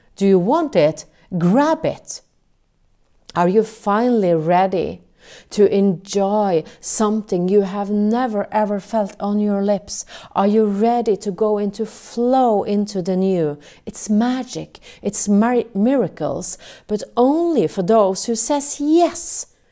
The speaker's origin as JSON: {"language": "English", "country": "Norway", "second_language": "English", "said": "I'm from Norway."}